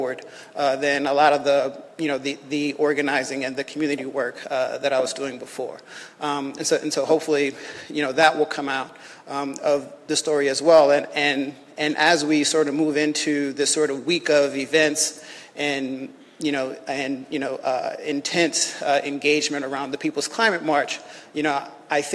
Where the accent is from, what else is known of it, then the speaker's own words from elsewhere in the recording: Louisiana, United States; moved away as an adult; also born or lived in New Orleans, Louisiana / Morgan City, Louisiana / Lafayette, Louisiana; now in Washington, D.C., United States; I grew up in Louisiana, was born in New Orleans, lived in Morgan City